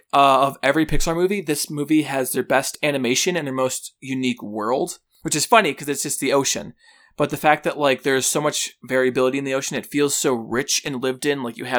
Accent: Chicago, Illinois, United States; It's a little movie called On the Line, set in my hometown, Chicago, and Lance Bass.

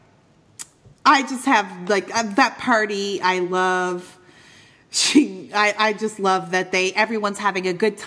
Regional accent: Eastern Canada, Canada; moved away as an adult; also born or lived in Midwest, United States; now in United States; growing up in Eastern Canada

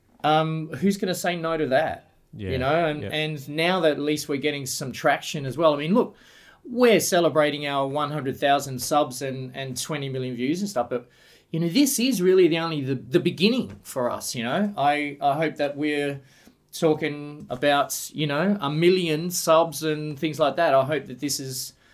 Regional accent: Sunshine Coast, Queensland, Australia; moved away as an adult; also born or lived in Brisbane; now in Adelaide, Australia; I myself got here in the late 80s, and I'm from the Sunshine Coast

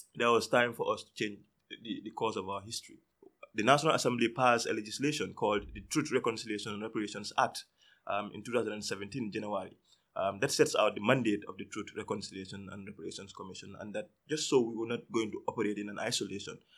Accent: Gambia; I'm from the Gambia.

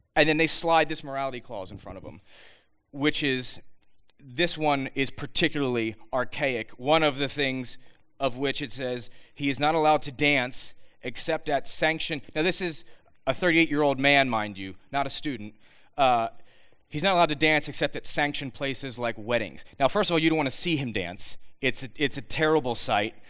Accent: Bucks County, Pennsylvania, United States; I was born and raised in Bucks County, right up the road

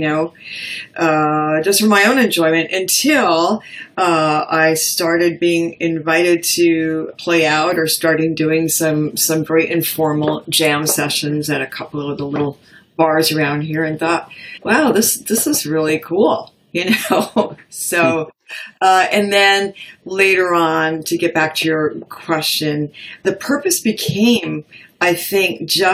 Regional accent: Woodstock, New York, United States; Growing up in Woodstock, New York

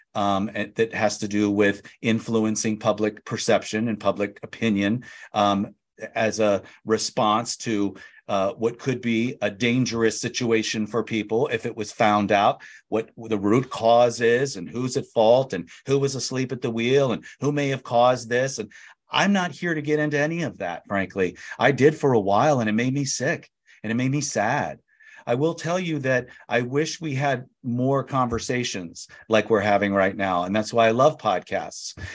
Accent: Annapolis, Maryland, United States; moved away as an adult; also born or lived in Calvert County, Maryland / New York / Phoenix; now in San Diego, United States; I grew up near Annapolis, Maryland, and Calvert County, Maryland

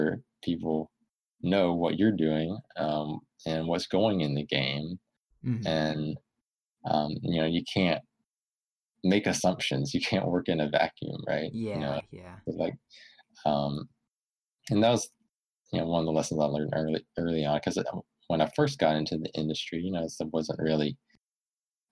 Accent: Alabama, United States; moved away as an adult; also born or lived in California; I'm originally from Alabama, and, you know, moved out to California, you know, for a first job

